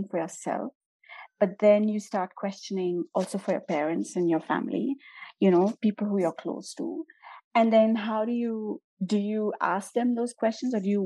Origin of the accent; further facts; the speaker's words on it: India; I'm Indian and I grew up in India